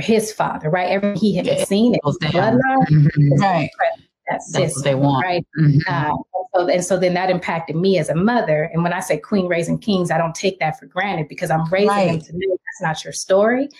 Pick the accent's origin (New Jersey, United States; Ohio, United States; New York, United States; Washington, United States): Washington, United States; Seattle; also born or lived in Little Rock, Arkansas; I'm from Little Rock, Arkansas, and I grew up in Seattle